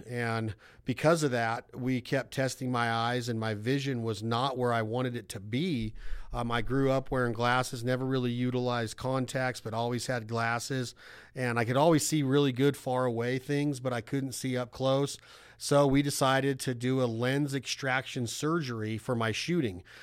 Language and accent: English; West Coast, United States; growing up on the West Coast